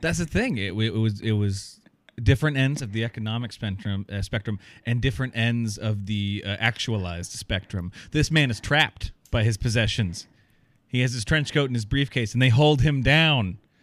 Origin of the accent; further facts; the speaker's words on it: Iowa, United States; I've moved back to my hometown area in, in Iowa